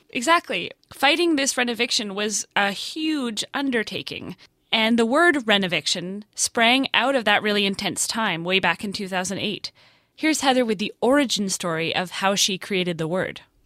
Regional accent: Vancouver, British Columbia, Canada; Vancouver, actually, my hometown

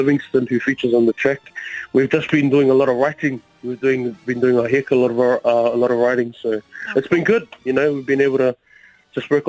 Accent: Auckland, New Zealand; now in Dunedin, New Zealand; West Auckland, man, born and bred out of Massey

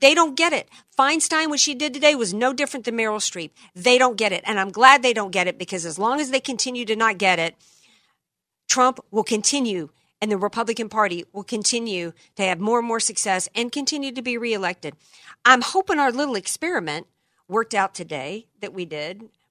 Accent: Louisiana, United States; a guy out of my home state, man, you know, a dude out of the bayou

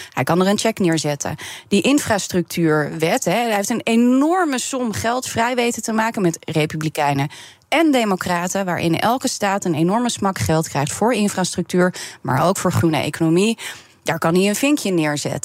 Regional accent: Netherlands; ik ben Nederlandse

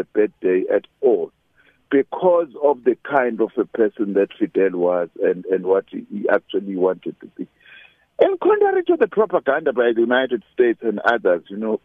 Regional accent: South Africa

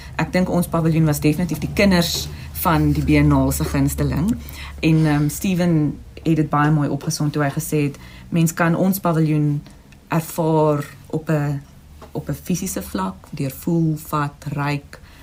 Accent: South Africa; ons as Suid-Afrikaners

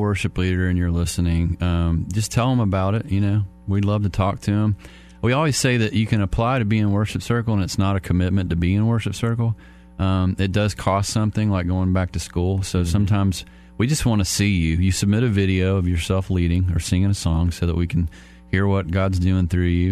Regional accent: Lilburn, Georgia, United States; also born or lived in Stone Mountain, Georgia; I grew up in Stone Mountain in Lilburn

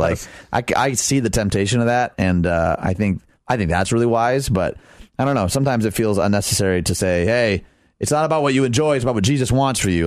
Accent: Detroit, Michigan, United States; I grew up in Detroit

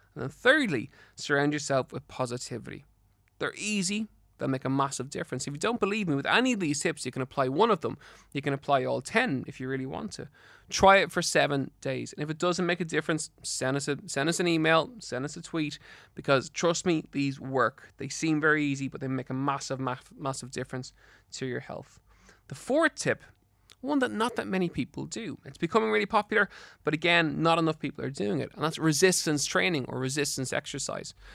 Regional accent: Ireland; in Ireland

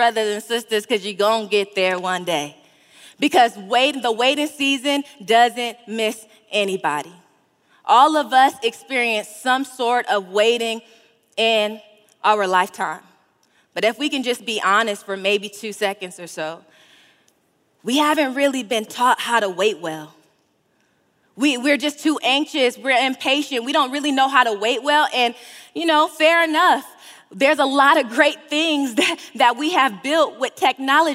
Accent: California, United States; I'm from California

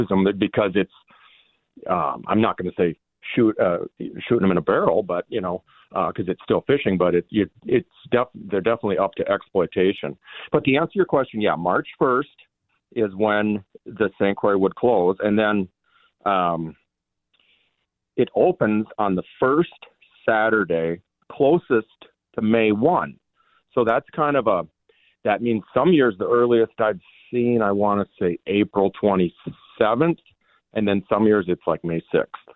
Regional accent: Minnesota, United States; moved away as an adult; now in Wisconsin, United States; I do live in Wisconsin, but I was, you know, I grew up in Minnesota my whole life

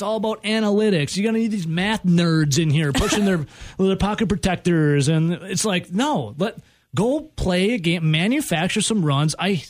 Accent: Dodgeville, Wisconsin, United States; I'm from Southwest Wisconsin.

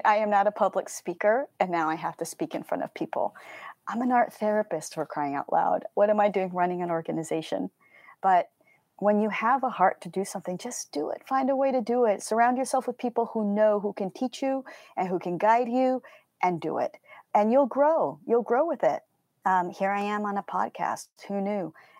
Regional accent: Colombia; So my parents were missionaries, and I grew up in Colombia, South America.

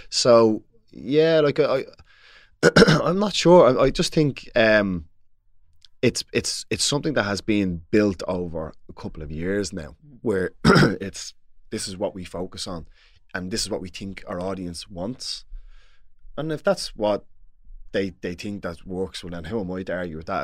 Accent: Dublin, Leinster, Ireland; I'm from Dublin

